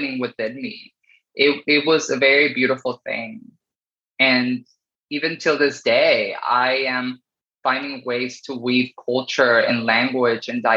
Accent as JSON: {"language": "English", "town": "Paramount", "region": "California", "country": "United States", "tie": "born or raised there", "also_born_or_lived": "Sonora, Mexico", "second_language": "English", "said": "I grew up in Southern California in this city called Paramount, which is right next to Long Beach and Lakewood and Cerritos"}